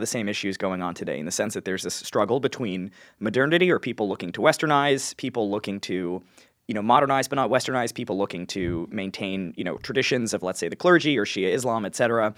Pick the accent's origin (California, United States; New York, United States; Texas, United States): New York, United States; I'm from New York